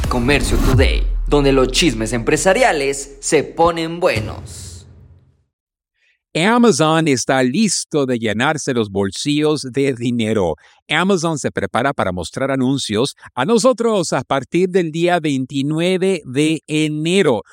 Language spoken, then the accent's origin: Spanish; Mexico; en México andamos lentos